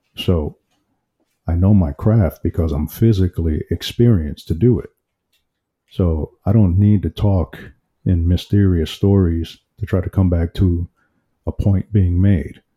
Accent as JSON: {"language": "English", "town": "New York City", "region": "New York", "country": "United States", "said": "I'm from Brooklyn, New York."}